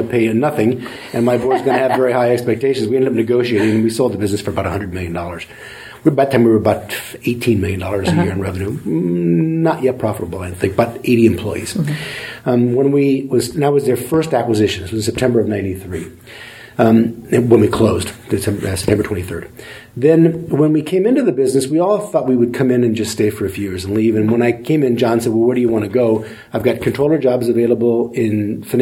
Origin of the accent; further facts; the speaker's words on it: Indiana, United States; moved away as an adult; now in California, United States; So I grew up in the Midwest in Indiana. I went to school in Indiana